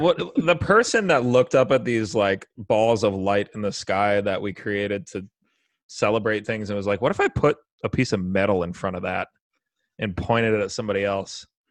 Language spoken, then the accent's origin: English; United States; I'm an American